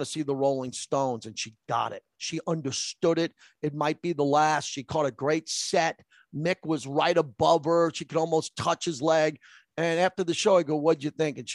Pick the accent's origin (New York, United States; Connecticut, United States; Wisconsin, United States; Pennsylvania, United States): New York, United States; I grew up in New York